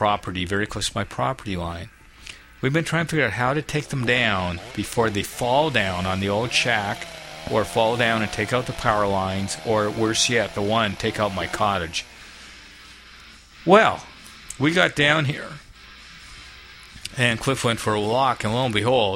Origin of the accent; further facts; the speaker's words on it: Canada